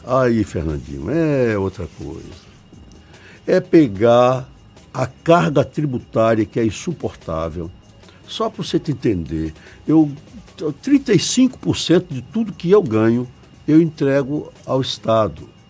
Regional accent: Bahia, Brazil

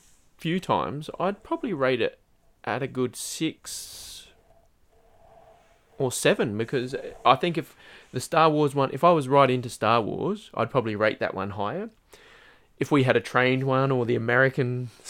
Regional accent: Australia; as an Australian

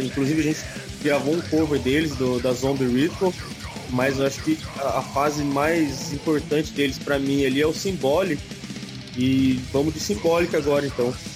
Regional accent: São José dos Campos, São Paulo, Brazil; A gente é de São José dos Campos, São Paulo, cidade do lendário atômico

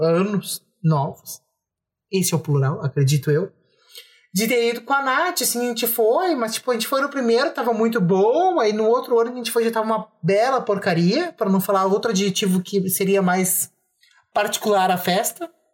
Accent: Bagé, Rio Grande do Sul, Brazil; a gente é de Bagé

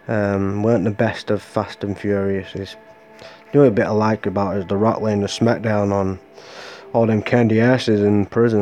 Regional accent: Larne, Northern Ireland, United Kingdom; in a week I'm going back to my hometown in Larn, if you know where that is, in Northern Ireland, where I was born

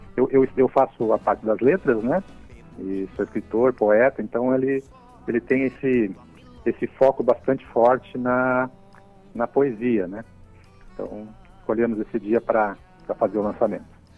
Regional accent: Rio Grande do Sul, Brazil; now in Santa Catarina, Brazil; tanto eu como o Marco Oliva nós uh, somos nascidos no Rio Grande do Sul e viemos para Santa Catarina

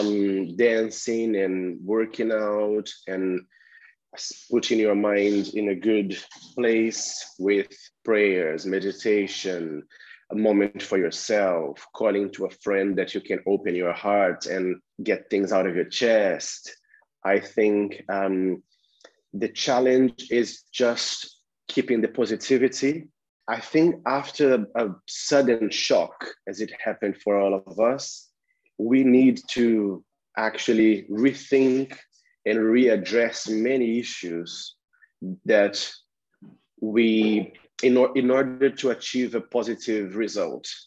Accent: Brazil; now in London, United Kingdom; I'm originally from Brazil

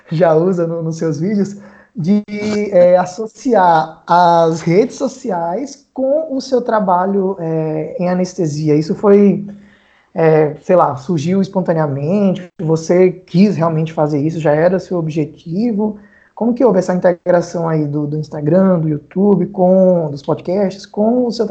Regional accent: Aracaju, Sergipe, Brazil; also born or lived in Viçosa, Minas Gerais; now in São Paulo state, Brazil; Eu também tô aqui no interior de São Paulo, mas não sou daqui, né? Sou, é, sou lá de, de Aracaju. Mas eu morei muito tempo em Viçosa, né? Interior de, de Minas

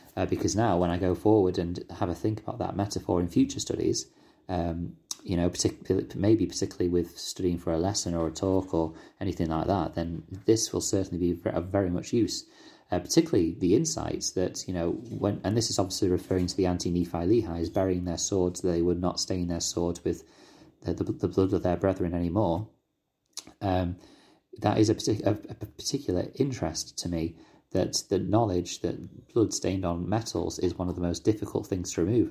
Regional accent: United Kingdom; accent: British

